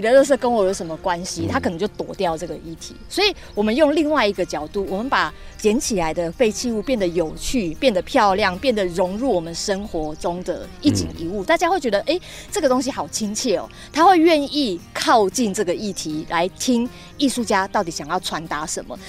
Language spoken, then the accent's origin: Chinese; Taoyuan, Taiwan; moved away as an adult; now in Penghu, Taiwan; 我是桃园人